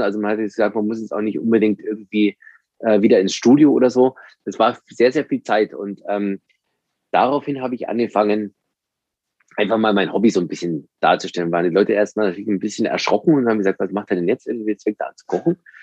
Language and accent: German; Landsberg am Lech, Bavaria, Germany; Ich komme aus dem Süden von Deutschland, wie man vielleicht hört, aus einer Kleinstadt Landsberg am Lech in der Nähe von München